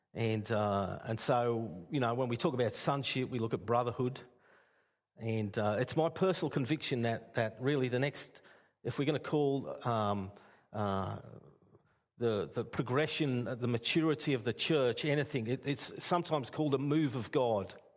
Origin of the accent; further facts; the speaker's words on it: Castlemaine, Victoria, Australia; moved away as an adult; now in Port Stephens, Australia; I was raised in Castlemaine